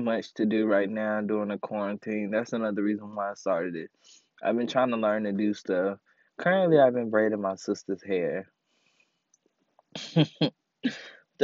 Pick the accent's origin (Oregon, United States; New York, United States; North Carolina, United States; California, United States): North Carolina, United States; Winston-Salem; I'm from Winston-Salem, North Carolina